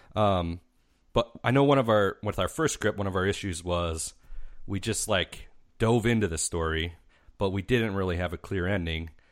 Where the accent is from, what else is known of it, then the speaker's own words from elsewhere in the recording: Mazon, Illinois, United States; we're from a little town called Mazan, and that's about a thousand people